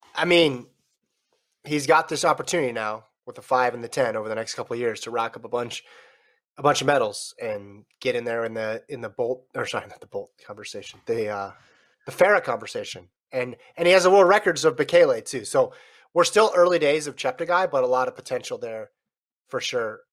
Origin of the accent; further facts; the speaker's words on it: United States; we're American